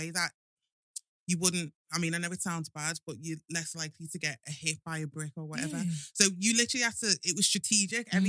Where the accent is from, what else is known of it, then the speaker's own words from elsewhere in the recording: Liverpool, North West England, United Kingdom; accent: Scouse; growing up in Liverpool, do you know what? Liverpool's a really, really good city. It's amazing, like Scousers. Mm. They're just lovable. I'm not just saying that because I am a Scouser